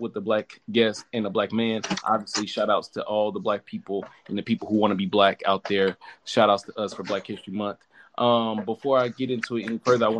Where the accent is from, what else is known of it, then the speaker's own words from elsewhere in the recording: Memphis, Tennessee, United States; now in California, United States; I am from Memphis